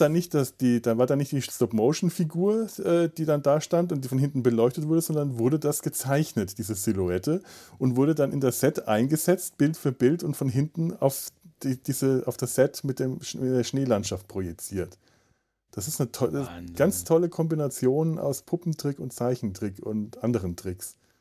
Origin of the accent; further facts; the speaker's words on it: Southern Germany, Germany; moved away; ich komme aus Süddeutschland